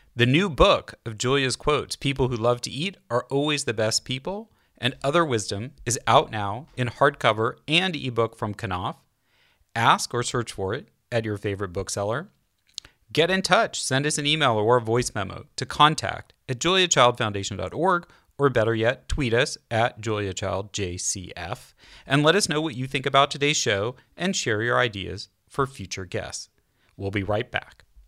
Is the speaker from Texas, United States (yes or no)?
no; California, United States; I as a Californian natively, California